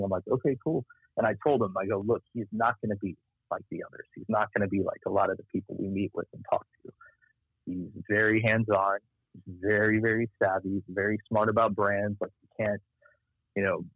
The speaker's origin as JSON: {"language": "English", "region": "Texas", "country": "United States", "also_born_or_lived": "New York", "moved": "as an adult", "said": "I was a dude from Texas"}